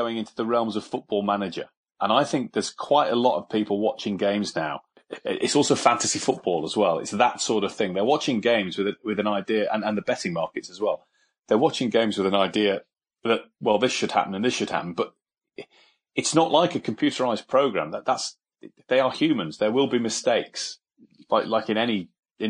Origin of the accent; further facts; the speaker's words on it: York, Yorkshire and the Humber, United Kingdom; York and my hometown team, the team I support